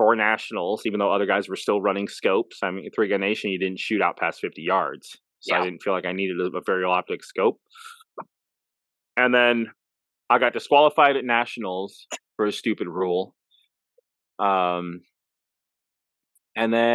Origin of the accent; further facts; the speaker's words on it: Las Vegas, Nevada, United States; moved away as an adult; also born or lived in Phoenix; now in Chillicothe, United States; I was born and raised in Vegas